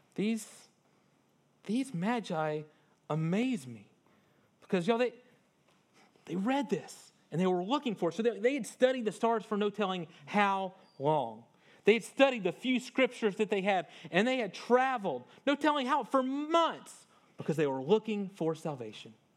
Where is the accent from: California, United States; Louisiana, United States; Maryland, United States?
Louisiana, United States; North; I grew up in North Louisiana, but it was not far from Vicksburg, Mississippi